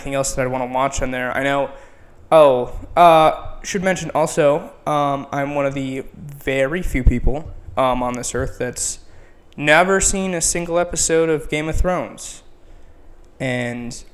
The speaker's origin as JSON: {"language": "English", "town": "Edina", "region": "Minnesota", "country": "United States", "moved": "as an adult", "lives_now": "Chicago, United States", "said": "I am from Edina, Minnesota"}